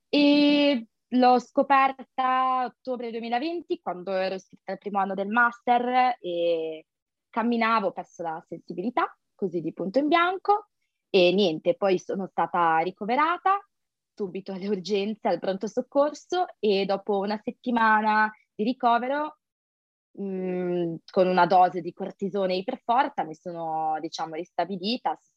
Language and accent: Italian; Sanremo, Liguria, Italy; moved away as an adult; now in Nice, France; ho 25 anni, sono di origini indiane e sono italiana sono una studentessa e master internazionali a Nizza, in Costa Azzurra, però vengo da Sanremo, quindi Liguria, in Italia.